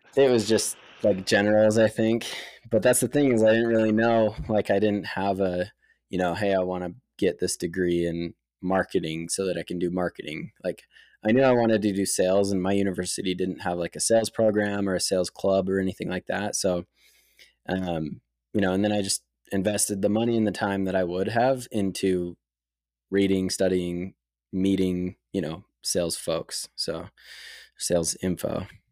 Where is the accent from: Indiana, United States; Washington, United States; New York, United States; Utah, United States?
Utah, United States; Lehi; I grew up in Lehigh, Utah